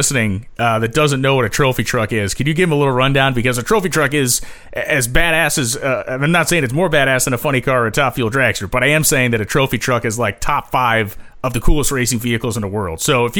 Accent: New England, United States; as a guy from New England, I can tell you that what we don't have here is deserts.

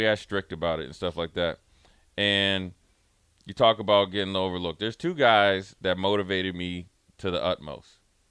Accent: Frederick, Maryland, United States; I'm from Frederick, Maryland.

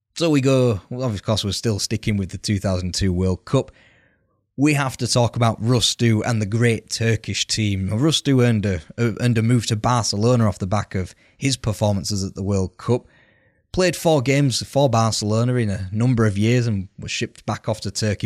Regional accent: United Kingdom

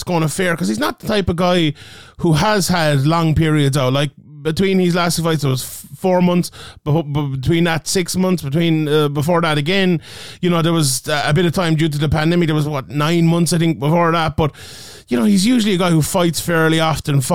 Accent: Ireland; in my home country of Ireland

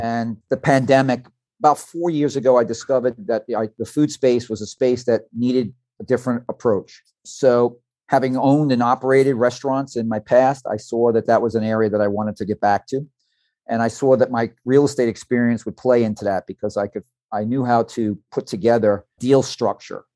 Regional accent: New York City, New York, United States; now in Fort Lauderdale, United States; Originally from the Red Hook section of Brooklyn

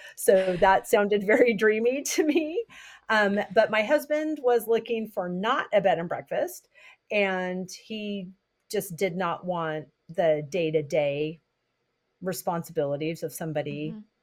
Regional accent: Southern California, United States; now in Massachusetts, United States; I grew up in Southern California, but my mom is from Massachusetts.

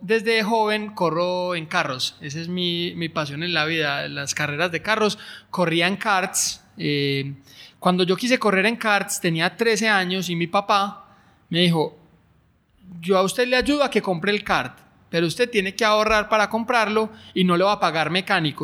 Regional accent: Colombia; moved away as an adult; also born or lived in Europe; Yo no quería volver a Colombia

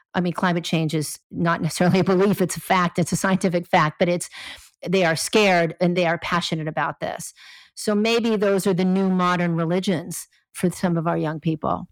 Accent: Los Angeles, California, United States; I grew up in Los Angeles

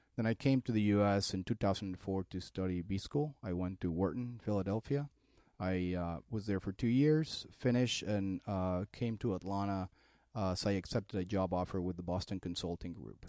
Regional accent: Mexico City, Mexico; moved away as an adult; also born or lived in Colombia; now in United States; I'm originally from Mexico City. I came to the U S in two thousand four.

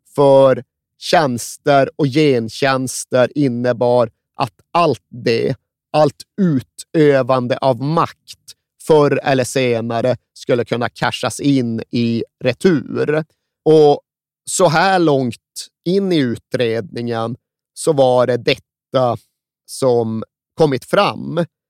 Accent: Sweden; som svensk är ju ryggmärgsreflexen att vifta bort dem

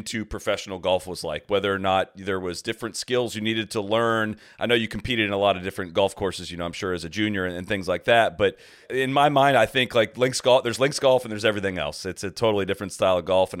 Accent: Dublin, Ohio, United States; I grew up in Dublin, Ohio

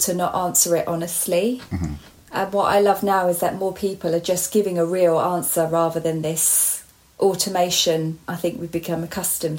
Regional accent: Hertfordshire, East of England, United Kingdom; born or raised there

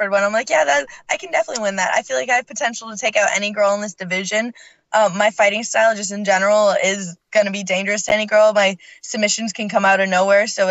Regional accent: Canada; moved away

